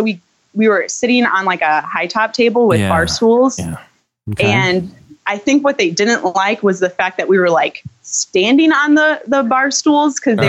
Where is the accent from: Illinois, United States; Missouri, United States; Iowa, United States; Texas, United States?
Missouri, United States; St. Louis; So I was born in St. Louis, and there's like a minor fault line here, I guess.